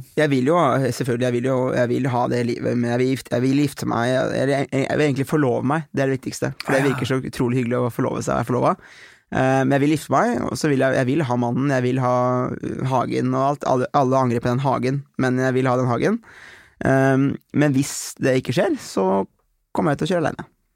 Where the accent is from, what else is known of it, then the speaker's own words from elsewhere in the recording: Aurskog, Akershus, Norway; Jeg var hjemme i Aurskog